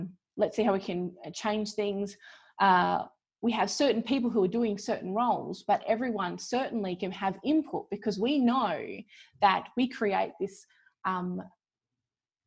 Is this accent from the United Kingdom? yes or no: no; Wongatha country, Western Australia, Australia; now in Perth, Australia; I was born on Wongatha country